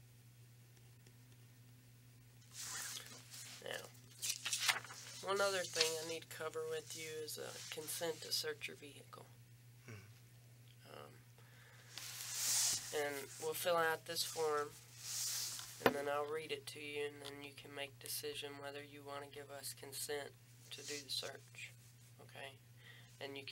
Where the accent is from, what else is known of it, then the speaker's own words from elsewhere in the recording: Bell County, Kentucky, United States; I grew up in Bell County